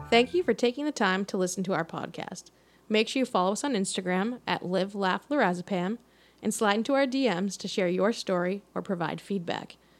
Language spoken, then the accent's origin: English; Quincy, Massachusetts, United States; we grew up in Quincy